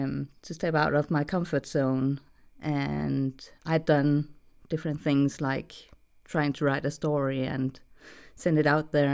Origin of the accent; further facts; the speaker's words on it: Denmark; English is a second language; I'm from Denmark, so I have a slightly weird accent.